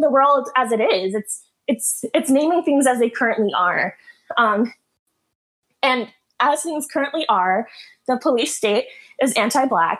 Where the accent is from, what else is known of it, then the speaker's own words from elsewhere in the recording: North Georgia, United States; also born or lived in Michigan; I'm from North Georgia